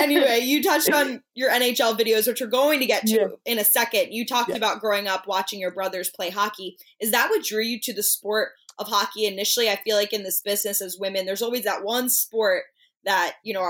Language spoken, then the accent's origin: English; Philadelphia, Pennsylvania, United States; growing up in that city made me fall in love with sports